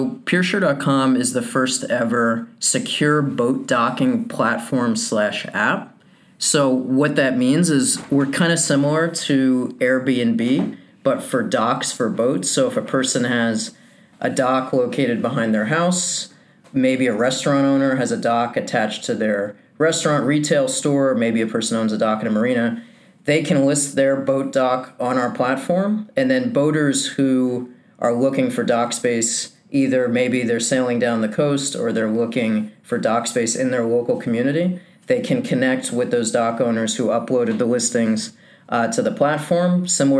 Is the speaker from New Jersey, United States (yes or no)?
yes; New Jersey, United States; I was born and raised in New Jersey